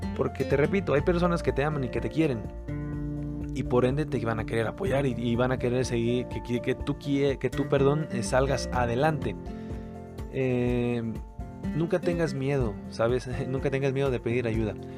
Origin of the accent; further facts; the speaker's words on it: Mexico; como buenos mexicanos buscamos